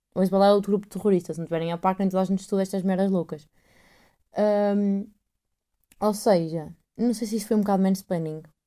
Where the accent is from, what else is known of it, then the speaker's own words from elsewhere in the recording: north of Portugal / Aveiro, Portugal; accent: northern mixed with Aveiro; o meu sotaque é meio norte com Aveiro, com, é o que é, não sei bem o que é isto. Eu não falo a Porto